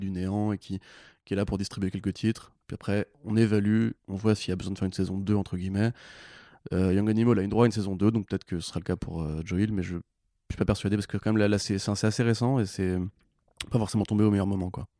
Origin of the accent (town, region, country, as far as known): France